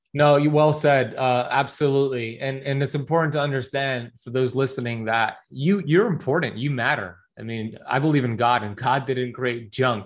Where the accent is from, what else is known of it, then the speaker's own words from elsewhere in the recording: Miami Beach, Florida, United States; So I grew up here in Miami Beach, Florida. My parents immigrated here from Iran in the 70s.